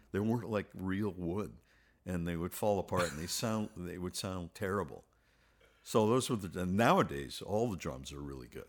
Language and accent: English; Montreal, Quebec, Canada; moved away; Montreal was wonderful when I grew up